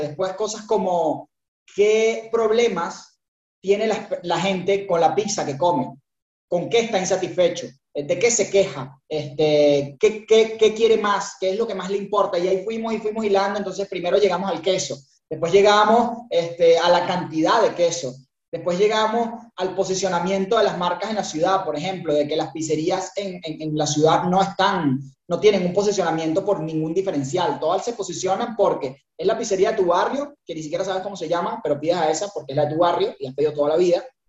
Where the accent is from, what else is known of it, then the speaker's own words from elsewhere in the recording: Venezuela; accent: Venezuelan; moved away as an adult; also born or lived in Buenos Aires, Argentina; now in Uruguay; yo soy venezolano, escucharán mi, tonada, este, de Venezuela